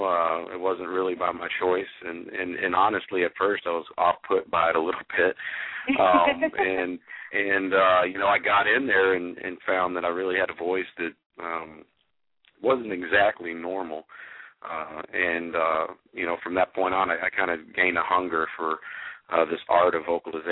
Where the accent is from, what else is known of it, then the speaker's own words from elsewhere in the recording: Stephenville, Texas, United States; I grew up in a small town in Texas called Stephenville